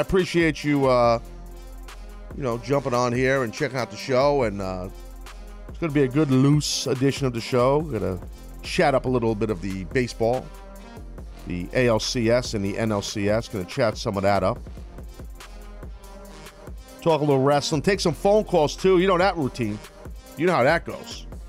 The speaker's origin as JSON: {"language": "English", "region": "New York", "country": "United States", "accent": "New York", "said": "Make fun of my New York accent"}